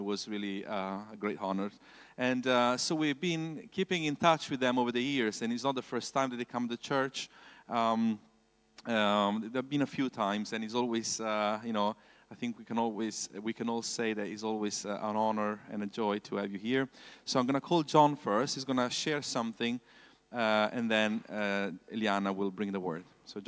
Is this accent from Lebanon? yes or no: no; Italy; English is a second language; I came from Italy to study the Bible college.